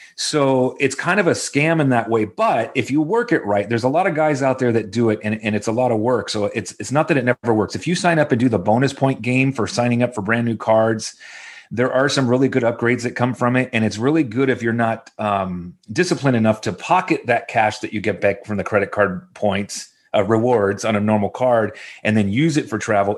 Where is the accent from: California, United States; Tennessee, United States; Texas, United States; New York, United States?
California, United States; Orange County; I'm actually from Orange County, so I didn't move too far.